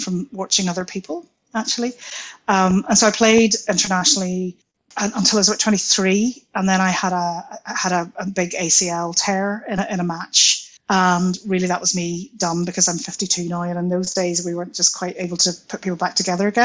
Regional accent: Belfast, Northern Ireland, United Kingdom; also born or lived in London; I was born in London, moved back here to Belfast when I was two

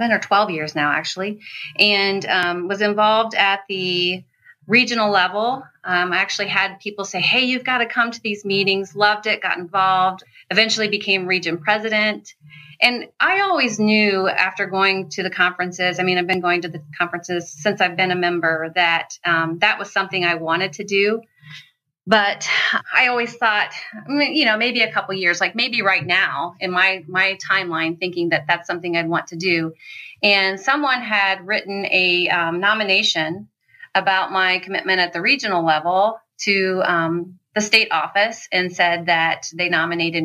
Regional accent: Ohio, United States; moved away as an adult; now in Michigan, United States; I'm from Ohio

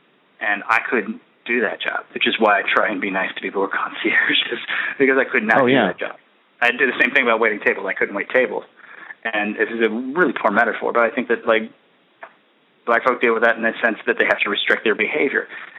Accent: United States; being afraid of black people, that happens because I'm American.

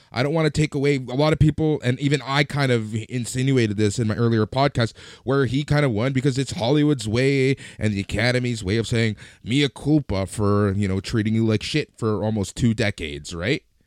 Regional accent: Canada; we're Canadian, we're based in Canada

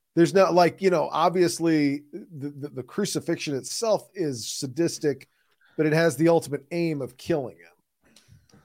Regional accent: Midwest, United States; accent: Midwestern; my Midwestern accent

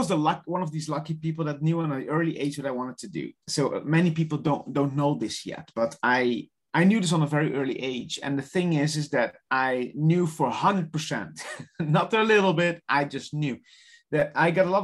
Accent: Netherlands; English is a second language; moved away; I'm from the Netherlands on the far south, which nobody knows, but it's along the ocean side.

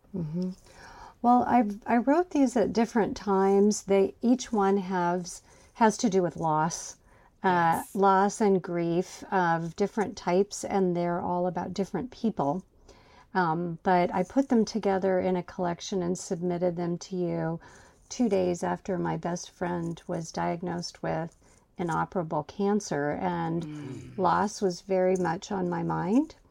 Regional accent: Huxley, Iowa, United States; moved away; I was born in a tiny town called Huxley, Iowa. I left and lived all over the country, and then I came back to my hometown of Huxley, Iowa, population 4,288.

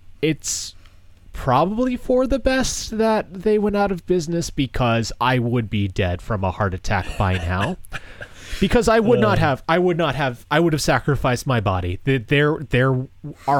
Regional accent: Massachusetts, United States; moved away; Back close to my hometown in Massachusetts

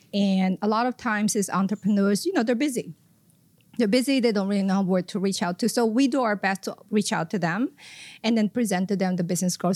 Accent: Philippines; moved away as an adult; also born or lived in Tokyo, Japan / Southwest Florida, United States; now in Florida, United States; I am from the Philippines originally. Came to the U S through Tokyo, Japan.

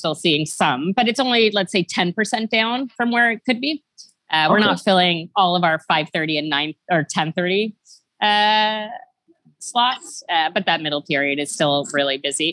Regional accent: Ottawa, Ontario, Canada; also born or lived in Toronto; I was born in Ottawa, JP. Ottawa, but I moved to Toronto when I was 11

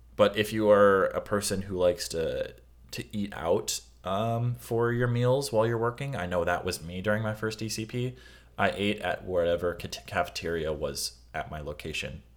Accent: Midwest, United States; I'm from the Midwest

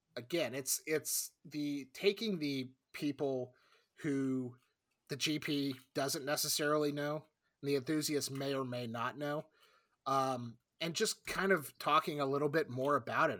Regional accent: South Florida, United States; I grew up in South Florida

